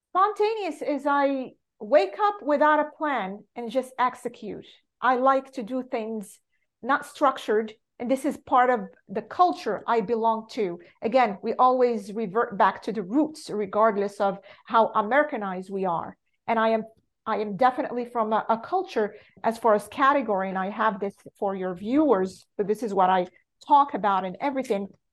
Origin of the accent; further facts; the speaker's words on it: Morocco; English is a second language; moved away as an adult; I was born and raised in Morocco